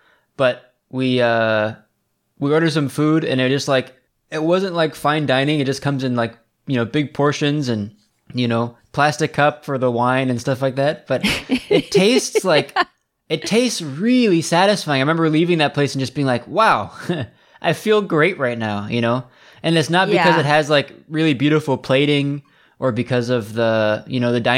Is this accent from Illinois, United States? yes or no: no; Seattle, Washington, United States; but growing up in Seattle, there's not a lot of home style Italian food.